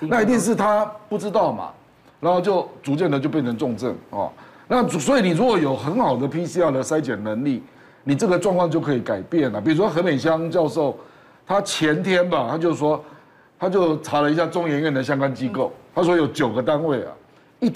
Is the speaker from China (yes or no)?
no; Taiwan; 所以我觉得我们台湾人技术一定有的啦